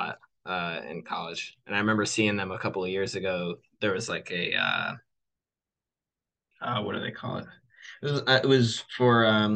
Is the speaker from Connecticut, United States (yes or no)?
yes; Connecticut, United States; moved away as an adult; now in Virginia, United States; I'm actually the one in the band who's not from Virginia. I grew up in Connecticut, but I have been in Virginia for the last 10 years